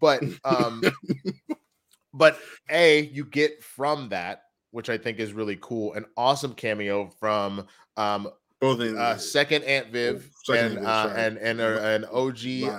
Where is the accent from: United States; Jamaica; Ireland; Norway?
United States; Texas; I'm also from Texas.